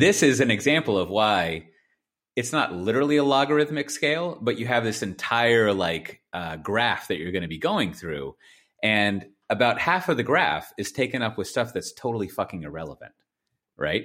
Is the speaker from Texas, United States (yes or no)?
yes; Texas, United States; I was born there. Clearly, I'm a Texan